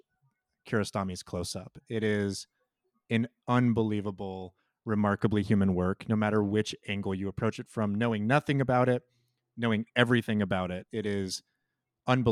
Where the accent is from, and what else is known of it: United States